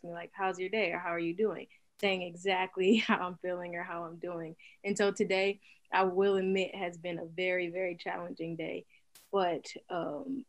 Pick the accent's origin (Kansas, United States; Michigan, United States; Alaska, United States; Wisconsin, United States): Wisconsin, United States; Milwaukee; Born and raised in Milwaukee. I've been here my whole life, except for my senior year of high school